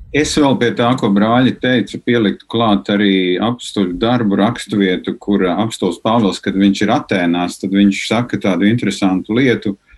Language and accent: Latvian; Latvia; es esmu piedzimis Latvijā, ka mani vecāki ir šeit dzīvojuši